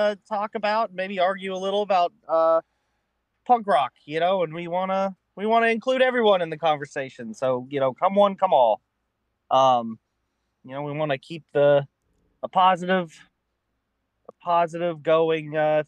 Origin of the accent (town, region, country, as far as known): Fort Myers, Florida, United States; born or raised there